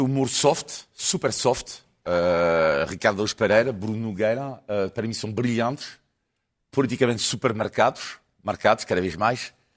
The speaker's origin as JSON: {"language": "Portuguese", "country": "France", "tie": "born or raised there", "moved": "yes", "lives_now": "Portugal", "said": "eu amo mais este país eh, do que o país onde nasci."}